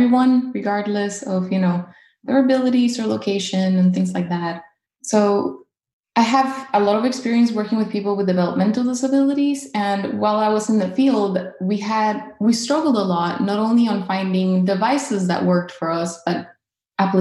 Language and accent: English; Caracas, Capital District, Venezuela; now in North Carolina, United States; I am originally from Caracas, Venezuela, and I currently live in North Carolina